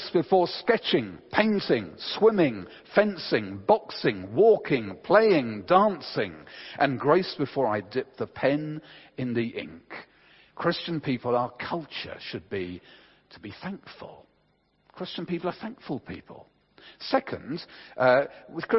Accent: England, United Kingdom; we're English

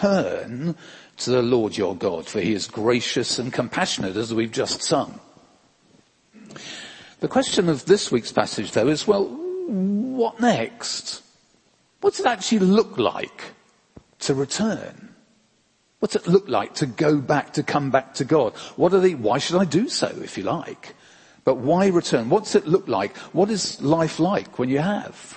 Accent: England, United Kingdom; we're English

